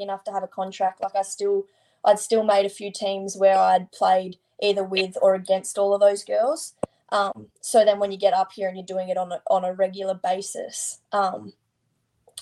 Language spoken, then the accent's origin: English; Leeton, New South Wales, Australia; moved away as an adult; now in Sydney, Australia; Leeton. I'm 55 k's from Griffith.